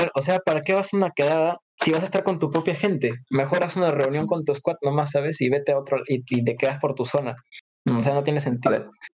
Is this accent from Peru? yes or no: yes; Peru; en mi país